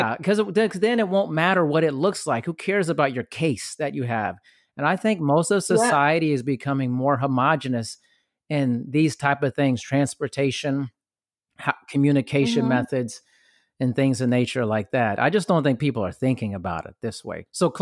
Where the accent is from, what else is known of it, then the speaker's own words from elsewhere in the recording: Germany; Like, I grew up partially in Europe and Germany